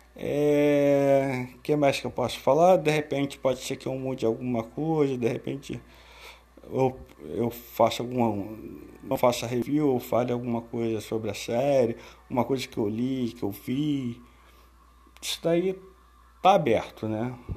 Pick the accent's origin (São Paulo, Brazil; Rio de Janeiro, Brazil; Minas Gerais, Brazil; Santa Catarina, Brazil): Rio de Janeiro, Brazil; sou do Rio